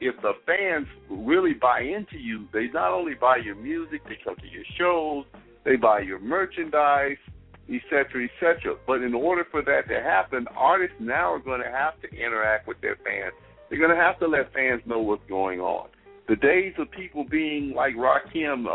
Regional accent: Mississippi, United States; I'm from Mississippi.

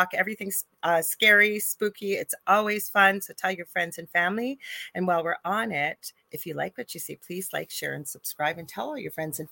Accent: Canada; I'm a Canadian spiritual medium

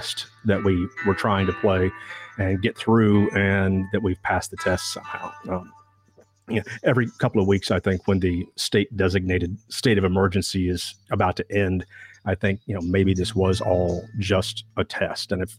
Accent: Southwest Missouri, United States; I grew up in Southwest Missouri

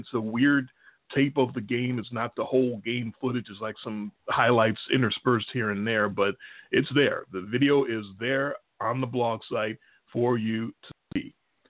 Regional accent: Chicago, Illinois, United States; accent: Chicago; We're from Chicago, obviously. You can tell by our accents, our Chicago accents.

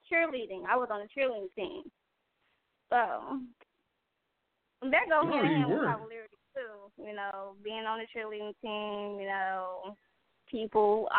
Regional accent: Gary, Indiana, United States; I'm from Gary

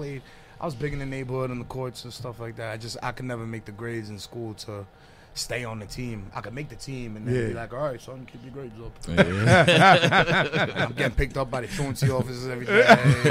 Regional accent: New York City, New York, United States; I'm from Staten Island.

